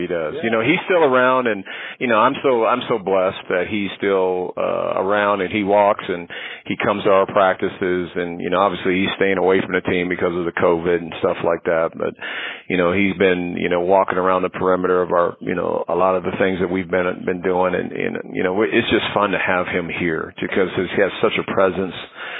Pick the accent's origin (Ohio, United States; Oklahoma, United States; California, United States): California, United States; San Diego; remember, I grew up in San Diego. So, you know, I was a big Charger fan and San Diego Padre fan.